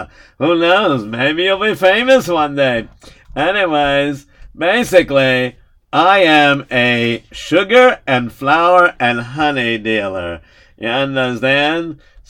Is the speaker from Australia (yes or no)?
no; Lithuania; now in United States; When I finish selling it, I travel back, and I come back to my hometown in Yaneva, in Lithuania.